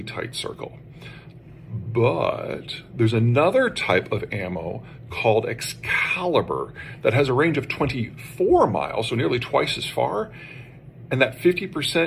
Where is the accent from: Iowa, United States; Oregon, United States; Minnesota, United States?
Iowa, United States; moved away; coming to you from an exciting hotel room in my home state of Iowa